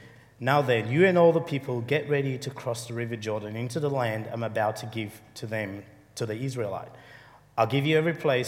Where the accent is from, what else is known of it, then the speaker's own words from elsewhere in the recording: Ghana; moved away; also born or lived in Sierra Leone; Most of my life, I grew up in Africa. After the war, we fled to Ghana, where my father is from.